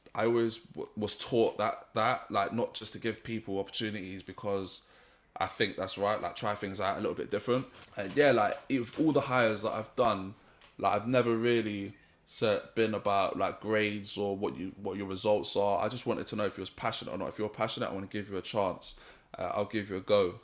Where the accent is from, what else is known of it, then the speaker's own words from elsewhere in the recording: St. Vincent & Grenadines; also born or lived in Ealing; I'm from Saint Vincent